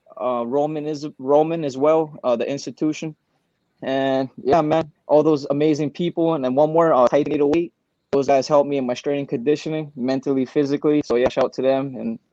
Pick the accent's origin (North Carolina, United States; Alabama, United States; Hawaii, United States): Hawaii, United States; Waianae; Me and Max grew up in the same exact neighborhood. I'm from Waianae.